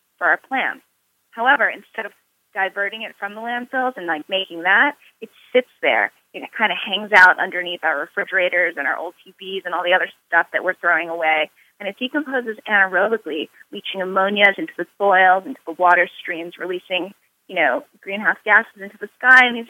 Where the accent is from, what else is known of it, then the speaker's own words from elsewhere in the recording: New York City, New York, United States; I was born in New York City